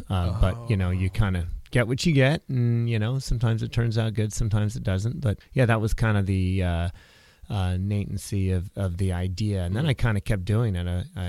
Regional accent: Marin County, California, United States; also born or lived in Napa / Hawaii; folks moved from the East Coast. They're from the Midwest originally, but they moved out west. So I grew up in Marin County

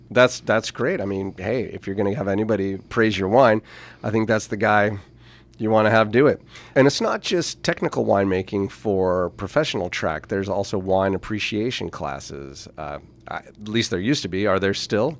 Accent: St. Helena, California, United States; also born or lived in Napa; having grown up in Saint Helena

